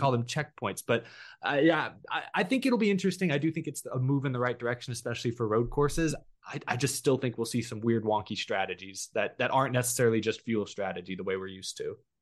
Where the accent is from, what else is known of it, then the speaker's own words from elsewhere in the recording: Texas, United States; I'm the lone Texas guy